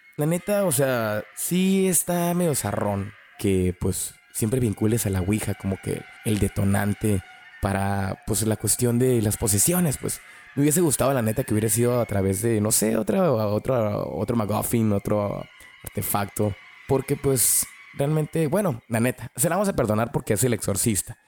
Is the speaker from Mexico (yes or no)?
yes; Mexico; yo crecí mirando esta película en VHS y pues obviamente la miraba en el Canal 5, en México, obviamente, los noventas